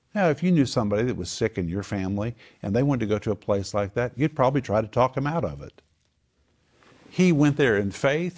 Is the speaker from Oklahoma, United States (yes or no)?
yes; Oklahoma, United States; I grew up in Oklahoma